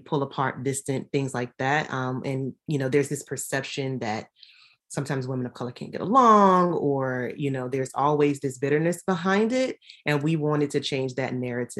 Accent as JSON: {"language": "English", "town": "Richmond", "region": "Virginia", "country": "United States", "said": "we are both from Richmond, Virginia"}